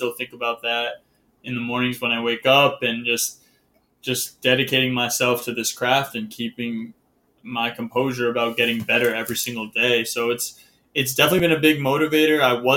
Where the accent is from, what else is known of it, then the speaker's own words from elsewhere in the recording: Connecticut, United States; living in Connecticut, growing up in Connecticut.